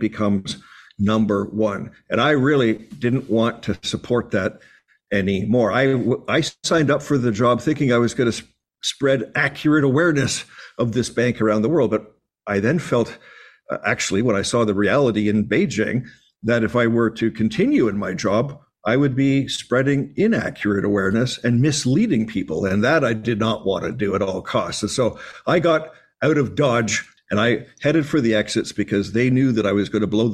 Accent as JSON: {"language": "English", "country": "Canada", "said": "as a Canadian, as the senior Canadian at the bank"}